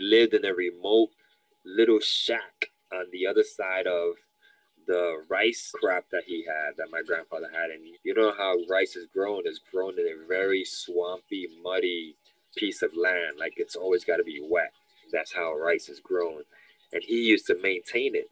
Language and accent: English; New York City, New York, United States; I'm uh, born and raised in the Lower East Side of New York City my parents are Dominicans